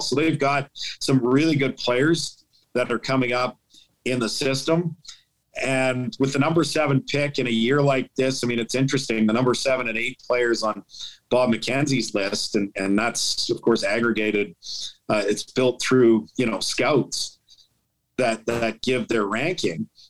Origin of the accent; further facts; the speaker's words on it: St. Albert, Alberta, Canada; now in Ottawa, Canada; I'm from St. Albert